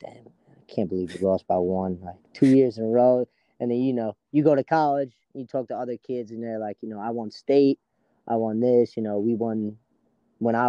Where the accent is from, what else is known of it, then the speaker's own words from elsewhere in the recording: New York City, New York, United States; growing up around Tomville, our biggest rival was always New Dorp